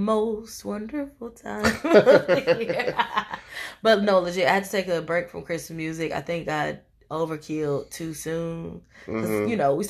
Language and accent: English; Tennessee, United States; And I'm from Tennessee.